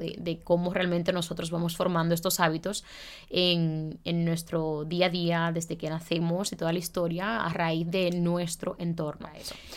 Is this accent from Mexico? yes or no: no; Santiago de los Caballeros, Santiago, Dominican Republic; moved away as an adult; also born or lived in Madrid, Spain; now in Barcelona, Spain; Yo soy santiaguera